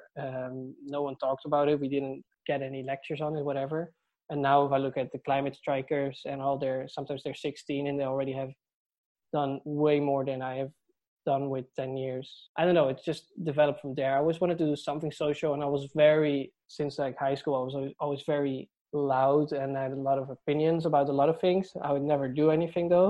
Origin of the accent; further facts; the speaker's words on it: Netherlands; moved away as an adult; now in Dublin, Ireland; I'm from the Netherlands, and I moved to Dublin 3 years ago to pursue a PhD in UCD.